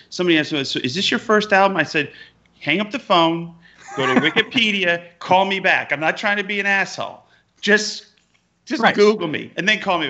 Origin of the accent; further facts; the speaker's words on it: Utica, New York, United States; moved away; I'm very proud to be born and raised in Utica, New York. But first time I went to California when I was 11 years old